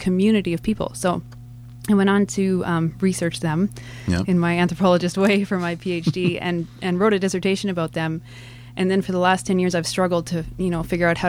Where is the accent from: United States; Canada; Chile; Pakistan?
Canada; Calgary, Alberta; moved away as an adult; I grew up in Calgary